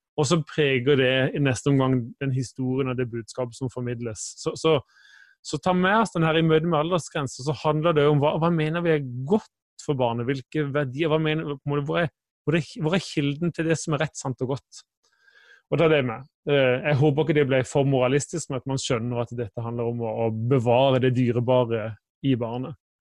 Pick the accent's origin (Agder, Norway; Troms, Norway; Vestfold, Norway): Agder, Norway; Kristiansand; now in Bergen, Norway; Jeg kommer fra Kristiansand, bor i Bergen